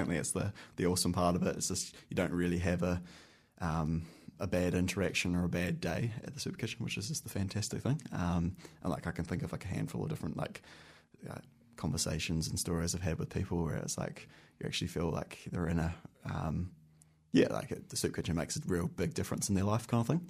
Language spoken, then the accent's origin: English; Christchurch, Canterbury, New Zealand; moved away as an adult; now in Wellington, New Zealand; I'm from Christchurch. I grew up in Christchurch and went to university and school down in Christchurch